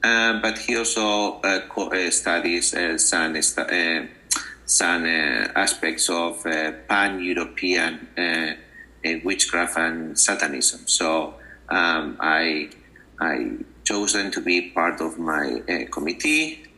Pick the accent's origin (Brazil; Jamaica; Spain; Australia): Spain; moved away as an adult; also born or lived in Amherst, Massachusetts, United States / Chicago, United States; now in United States; I'm originally from Spain. So I came to the United States in 2001 in order to pursue my teaching diploma. And then I landed at the University of Massachusetts, Amherst.